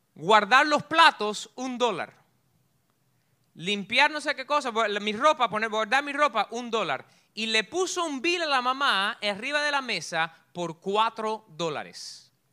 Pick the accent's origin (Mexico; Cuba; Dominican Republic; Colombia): Cuba; moved away; yo soy bien cubano